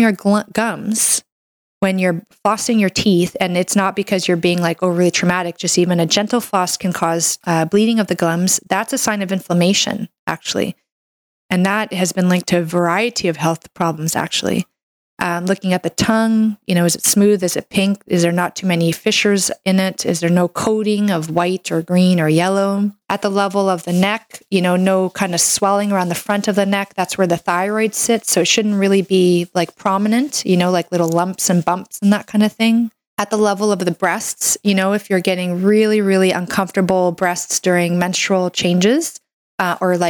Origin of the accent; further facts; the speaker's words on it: Canada; I'm a Canadian medical doctor